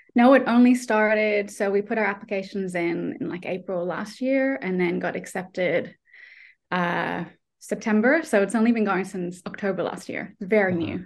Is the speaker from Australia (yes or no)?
yes; Australia; moved away as an adult; now in Ireland; I'm not Irish. I'm Australian. I'm just living here.